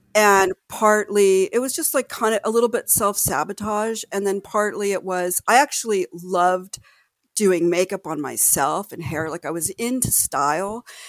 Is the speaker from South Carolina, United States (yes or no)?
no; Los Angeles, California, United States; I grew up in Los Angeles, the greater Los Angeles area